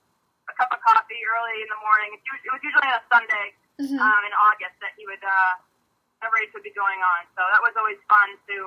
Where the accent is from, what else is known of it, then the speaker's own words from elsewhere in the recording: Barnstable, Massachusetts, United States; my hometown on the Cape in Barnstable.